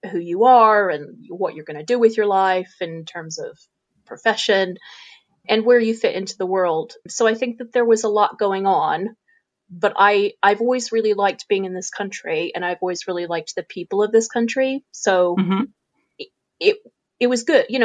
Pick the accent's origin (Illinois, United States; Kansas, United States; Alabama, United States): Illinois, United States; now in United Kingdom; I'm from Illinois, which is in the mm-hmm. American Midwest. So I'm from the middle and people often refer to it as flyover country. I come from a I come from a very rural part of the Midwest where there is, are hundreds of miles of cornfields